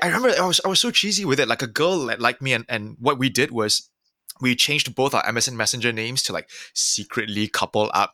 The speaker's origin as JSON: {"language": "English", "country": "Singapore", "tie": "born or raised there", "said": "growing up in Singapore in the nineties"}